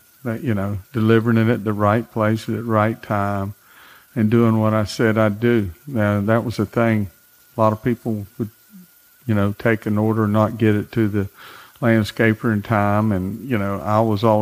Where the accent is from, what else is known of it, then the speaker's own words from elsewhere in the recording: the Glades, Florida, United States; also born or lived in West Palm Beach, Florida; I was from the Glades, knew a lot of people in the sod business